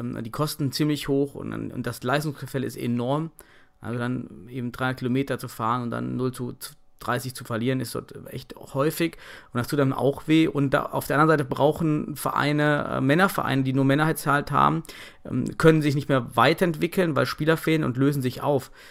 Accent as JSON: {"language": "German", "region": "North Rhine-Westphalia", "country": "Germany", "said": "bei uns im Westen oder ein bisschen am Niederrhein"}